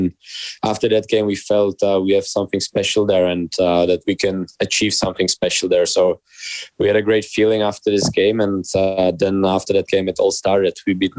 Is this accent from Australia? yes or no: no; Czechia; English is a second language; So when I was born in Czech, obviously like in Czech, hockey is number one sport.